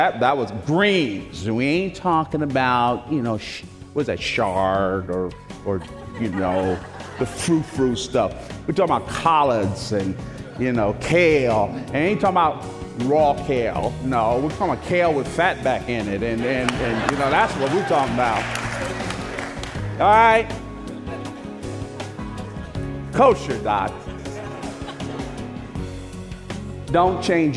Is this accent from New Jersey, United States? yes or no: yes; Newark, New Jersey, United States; also born or lived in Plainfield, New Jersey; I was born and raised in Newark, New Jersey, first 12 years of my life, and then we moved to Plainfield, New Jersey